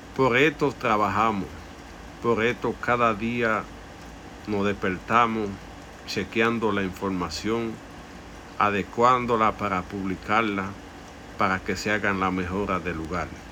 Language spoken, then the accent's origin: Spanish; Dominican Republic; es nuestra tierra por eso debemos defender el derecho a vivir como dominicanos